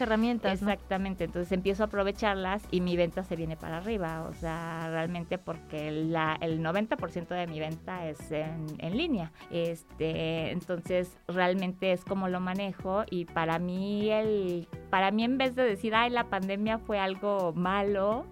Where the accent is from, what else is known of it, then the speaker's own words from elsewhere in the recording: Mexico City, Mexico; moved away as an adult; now in Aguascalientes, Mexico; soy del Distrito Federal